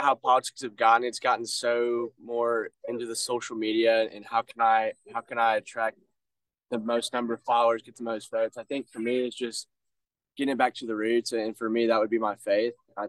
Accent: Jackson, Missouri, United States; So for me, I go to school out of state. I grew up in Jackson, just down the road.

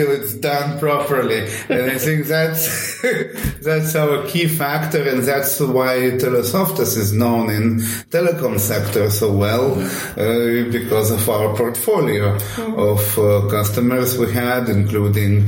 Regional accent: Kaunas, Kaunas County, Lithuania; I am an entrepreneur from Baltic States, Lithuania, Kaunas.

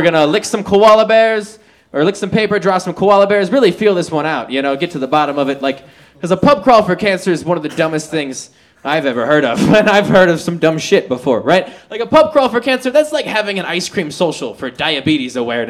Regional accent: Minnesota, United States; My joke, because I'm from Minnesota when I get wasted.

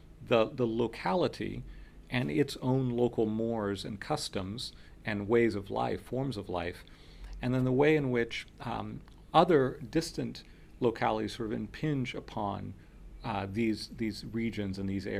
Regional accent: Miami, Florida, United States; first language Spanish; English is a second language; I'm the child of immigrants, and so my first language was Spanish, and I grew up speaking Spanish in my home, and then I was sent to school, and the only English that I was equipped with to go into an English-speaking school in Miami

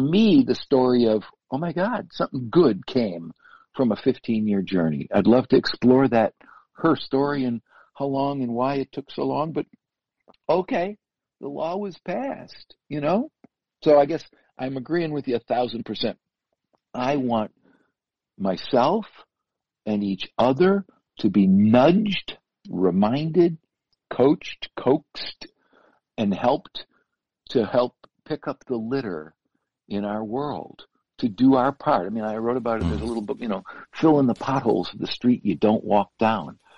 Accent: Buffalo, New York, United States; I come from Buffalo

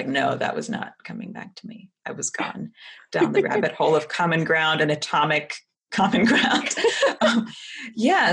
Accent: Texas, United States; I actually am Texan.

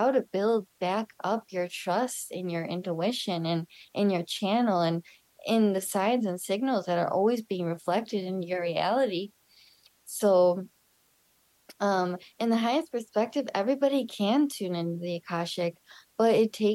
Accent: Chicago, Illinois, United States; also born or lived in Sedona, Arizona; now in Costa Rica; So I was born in Chicago. I was born in 1994. I was a home birth with my mother. She birthed me at home. And yeah, I grew up there.

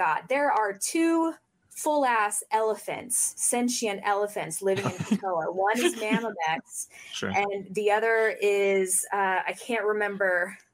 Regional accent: Oxford, Mississippi, United States; I grew up in William Faulkner's house in Mississippi

